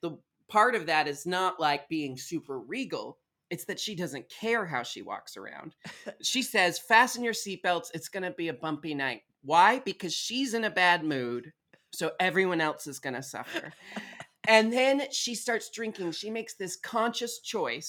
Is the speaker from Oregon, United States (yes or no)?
yes; Portland, Oregon, United States; I was raised in Portland, Oregon